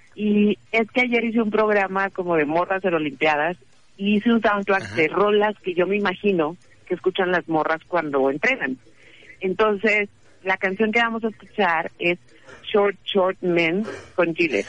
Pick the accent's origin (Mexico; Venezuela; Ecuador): Mexico; northern Mexico; somos de rancho, somos bien norteñas